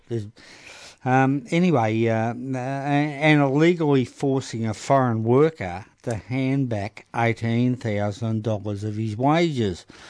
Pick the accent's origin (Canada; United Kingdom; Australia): Australia; Melbourne, Victoria; also born or lived in Broadmeadows / Coolaroo; we came from North Melbourne